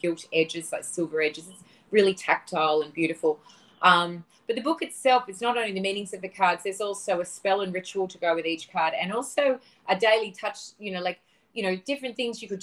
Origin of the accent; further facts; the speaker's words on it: Australia; moved away as an adult; also born or lived in Los Angeles; growing up in the Australian suburbs with a lot of bush and a lot of nature